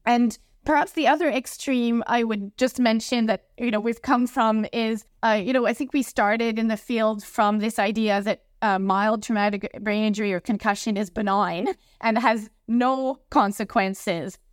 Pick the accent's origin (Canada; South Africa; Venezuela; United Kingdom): Canada; I'm from Canada, so there's a lot of hockey here, ice hockey.